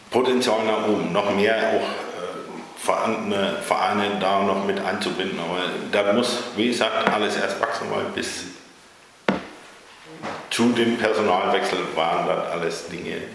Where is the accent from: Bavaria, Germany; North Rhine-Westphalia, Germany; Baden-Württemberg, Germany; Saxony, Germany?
Bavaria, Germany; now in Ahlbeck, Germany; wohne seit 1994 hier in Aalbeck, bin aus Bayern hier zugezogen mit Familie, vier erwachsene Kinder